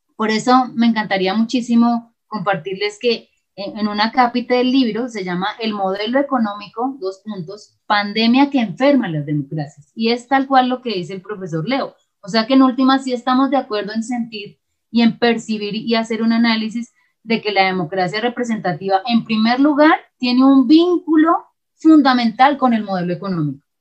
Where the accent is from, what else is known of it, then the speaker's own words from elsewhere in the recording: Colombia; pensarnos como colombianos y colombianas